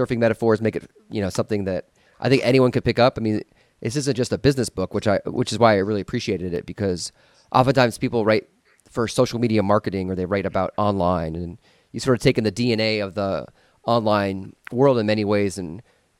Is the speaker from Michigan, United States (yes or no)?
no; Los Angeles, California, United States; my hometown of Los Angeles